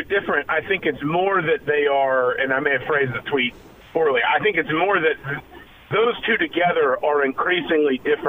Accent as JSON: {"language": "English", "town": "Atlanta", "region": "Georgia", "country": "United States", "tie": "born or raised there", "moved": "yes", "said": "I grew up in Atlanta"}